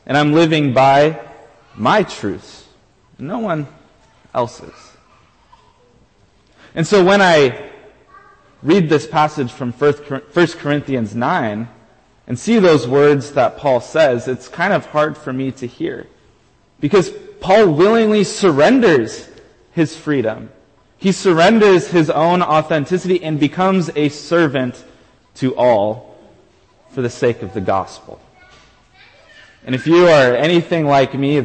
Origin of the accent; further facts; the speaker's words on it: United States; I am an American through and through.